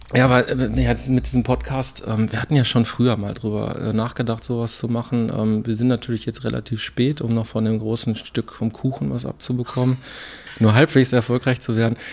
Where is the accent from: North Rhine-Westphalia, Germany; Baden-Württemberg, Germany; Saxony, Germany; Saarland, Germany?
North Rhine-Westphalia, Germany; Herten; Ja, ich komme ja aus Herten